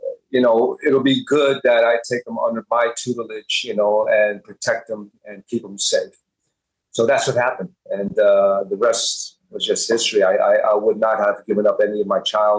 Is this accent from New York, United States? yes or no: yes; Hempstead, New York, United States; also born or lived in Bayside, Queens, New York; I was born in, raised my first 7 years in Bayside, Queens, and we moved to Hempstead, Long Island